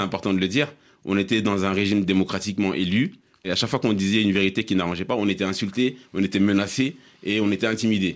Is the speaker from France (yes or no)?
no; Mali; en tant que Malien